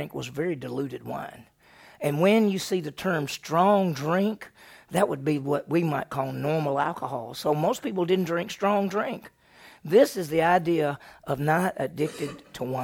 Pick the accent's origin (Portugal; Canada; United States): United States; Mississippi; I grew up in Mississippi